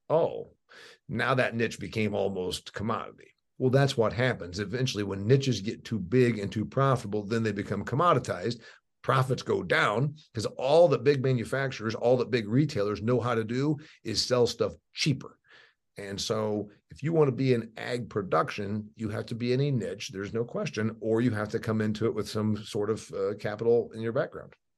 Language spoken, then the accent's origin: English; Indiana, United States; I'm from Indiana.